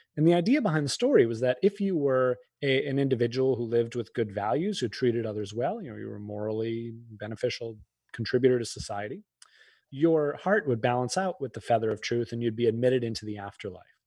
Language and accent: English; outside of Boston, Massachusetts, United States; I grew up outside of Boston